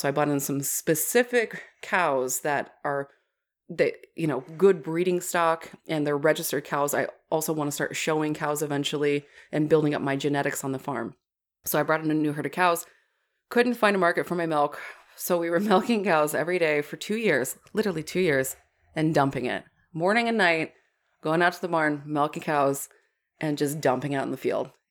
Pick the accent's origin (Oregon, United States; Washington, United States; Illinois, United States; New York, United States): Washington, United States; moved away; my home state of Washington